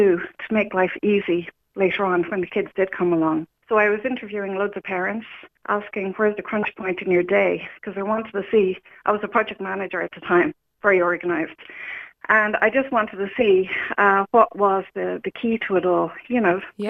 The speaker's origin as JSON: {"language": "English", "town": "Newcastle West", "region": "Munster", "country": "Ireland", "also_born_or_lived": "Dublin", "moved": "as an adult", "lives_now": "Kerry, Ireland", "said": "I'm originally from Limerick, Newcastle West, and I moved up to Dublin after college"}